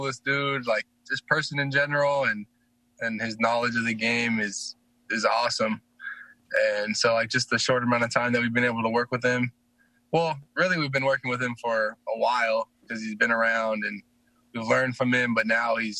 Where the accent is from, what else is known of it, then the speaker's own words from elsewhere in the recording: American Fork, Utah, United States; also born or lived in Fort Worth, Texas; I was an American Fork when I was, like, 8 years old, but I moved from Texas